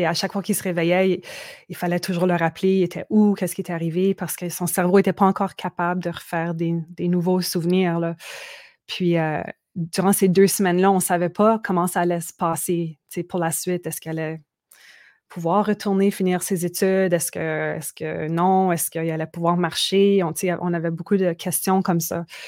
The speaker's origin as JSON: {"language": "French", "region": "Manitoba", "country": "Canada", "tie": "born or raised there", "also_born_or_lived": "Quebec", "moved": "yes", "said": "d'où j'ai grandi, au Manitoba, puis où mes, parents sont encore"}